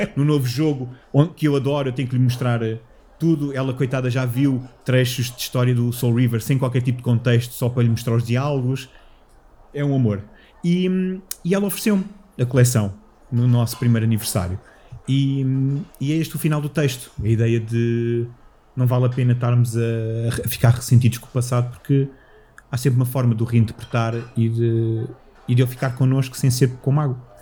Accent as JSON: {"language": "Portuguese", "town": "Moscavide", "region": "Lisbon", "country": "Portugal", "tie": "born or raised there", "lives_now": "Loures, Portugal", "said": "eu cresci em Moscavide com, com os meus avós"}